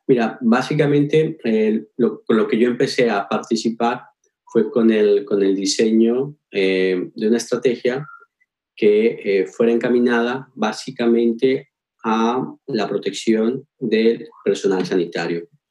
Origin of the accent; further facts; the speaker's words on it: Pasto, Nariño, Colombia; now in Valencia, Spain; soy orgullosamente pastuso